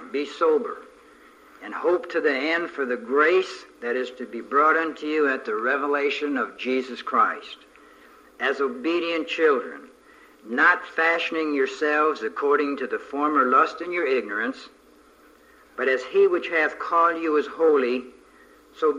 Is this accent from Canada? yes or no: yes; near Niagara Falls, Ontario, Canada; moved away; I was brought up right near Niagara Falls and used to swim in the Welland Canal